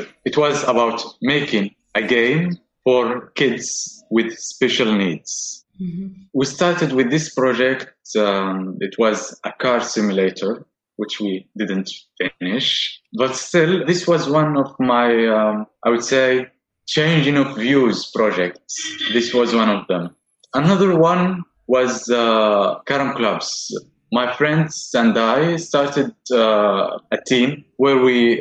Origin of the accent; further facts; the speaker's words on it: Yemen; also born or lived in Morocco / Turkey; now in Istanbul, Turkey; I'm from Yemen. I moved to Morocco, then I came to Turkey.